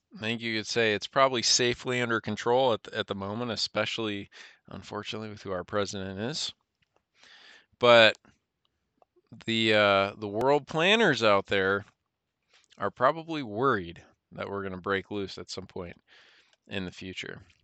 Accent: United States; as an American citizen

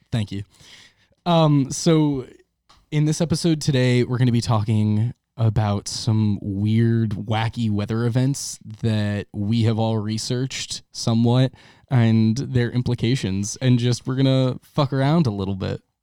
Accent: Long Island, New York, United States; growing up on Long Island

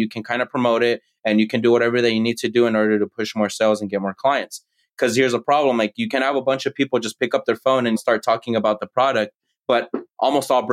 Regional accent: United States; I'm the American born child

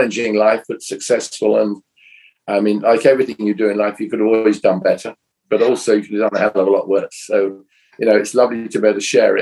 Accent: England, United Kingdom; now in United States; my home country

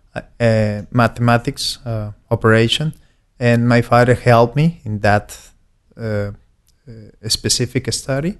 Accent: Aguascalientes, Mexico; born and raised in Aguascalientes

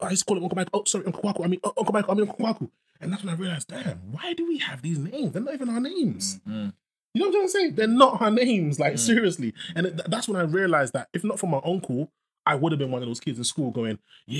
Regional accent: Ghana; I'm a Ghanaian, though.

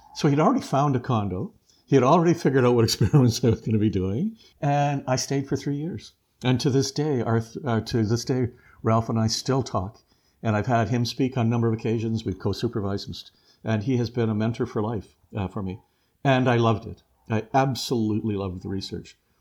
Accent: Leamington, Ontario, Canada; I was from Leamington area, big agricultural area for it.

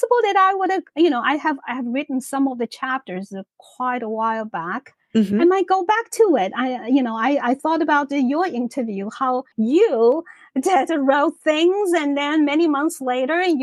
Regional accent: Shanghai, China; moved away as an adult; now in United States; my own life in China

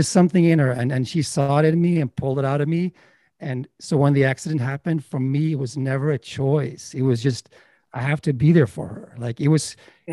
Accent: Sweden; moved away as an adult; also born or lived in Los Angeles; now in United States; I'm from Sweden, and I was a filmmaker in Sweden and director

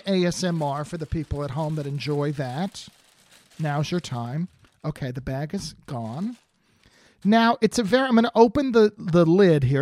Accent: New Jersey, United States; now in California, United States; I grew up in New Jersey

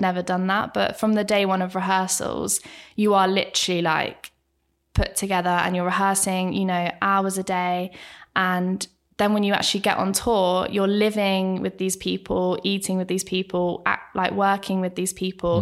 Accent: Bracknell, South East England, United Kingdom; I am from Bracknell

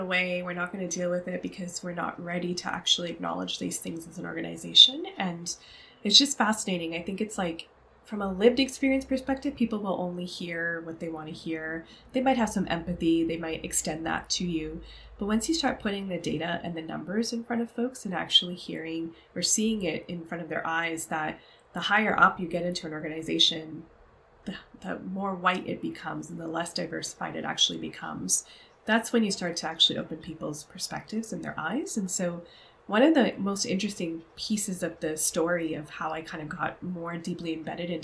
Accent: Canada; I grew up as a child of Pakistani immigrants and first generation Canadian

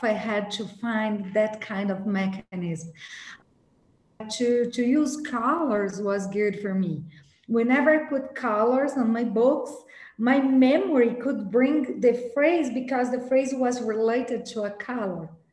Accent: Brazil; I was born in Brazil, born and raised in Brazil by an Italian family

